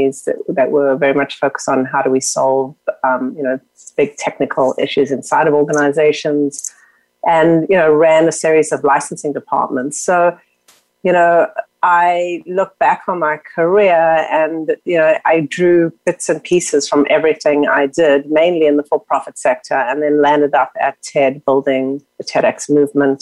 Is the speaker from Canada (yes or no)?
no; South Africa; moved away; I grew up in South Africa during apartheid.